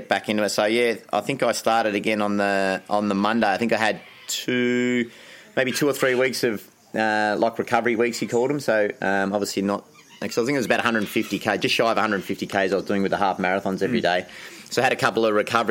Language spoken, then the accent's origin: English; Anglesea, Victoria, Australia; I grew up in Anglesey